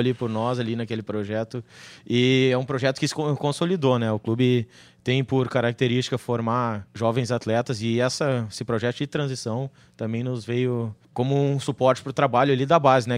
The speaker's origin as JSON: {"language": "Portuguese", "town": "Caxias do Sul", "region": "Rio Grande do Sul", "country": "Brazil", "tie": "born or raised there", "moved": "as an adult", "lives_now": "Porto Alegre, Brazil", "said": "Minha cidade natal, Caxias do Sul"}